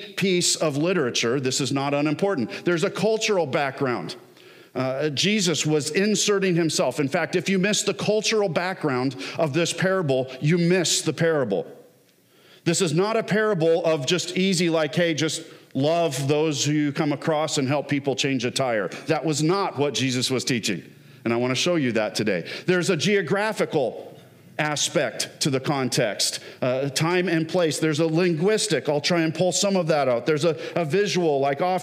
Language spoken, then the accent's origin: English; Southern California, United States; now in Michigan, United States; I grew up in Southern California